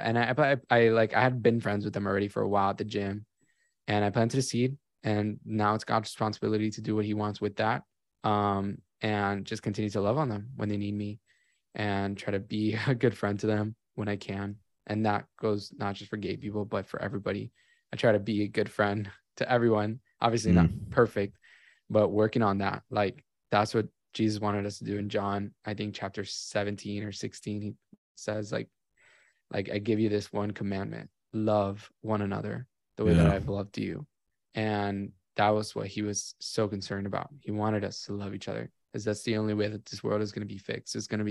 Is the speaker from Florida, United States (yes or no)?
yes; Miami, Florida, United States; And I grew up in Miami. My family was always doing cruise ships all the time.